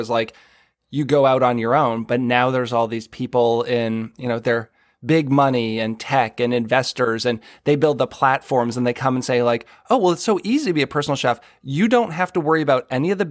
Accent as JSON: {"language": "English", "town": "Boston", "region": "Massachusetts", "country": "United States", "tie": "born or raised there", "moved": "yes", "lives_now": "Maryland, United States", "said": "As a Northerner, I grew up in the Boston area."}